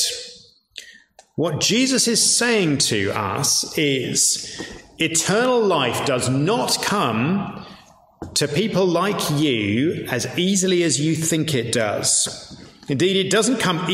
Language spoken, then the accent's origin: English; York, Yorkshire and the Humber, United Kingdom; I'm from York, much rougher than Leeds